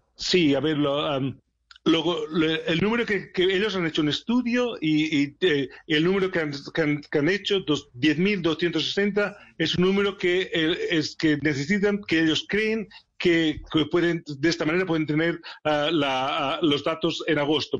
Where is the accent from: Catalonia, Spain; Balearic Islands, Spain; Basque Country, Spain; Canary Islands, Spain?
Catalonia, Spain; Barcelona; moved away as an adult; also born or lived in Sheffield, England; now in England, United Kingdom; Barcelona, es mi ciudad natal